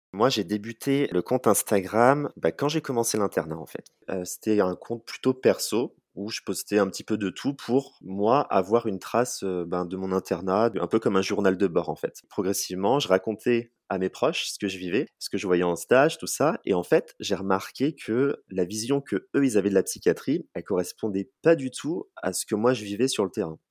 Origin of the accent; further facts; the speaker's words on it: Charente-Maritime, Nouvelle-Aquitaine, France; moved away as an adult; also born or lived in Bordeaux; now in Poitiers, France; je suis originaire de Charente-Maritime